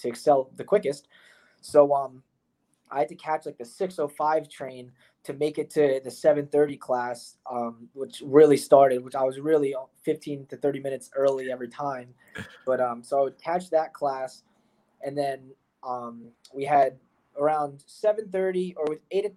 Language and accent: English; North Brunswick, New Jersey, United States; I'm from North Brunswick, New Jersey. That's where, you know, I lived my entire life pretty much.